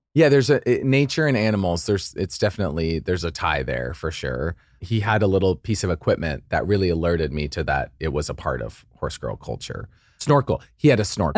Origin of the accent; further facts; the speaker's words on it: Idaho, United States; I grew up in Idaho